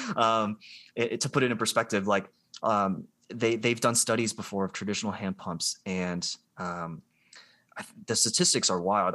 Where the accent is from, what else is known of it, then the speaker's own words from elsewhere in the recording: Columbus, Ohio, United States; also born or lived in Georgia; I'm from Columbus, Ohio. I grew up here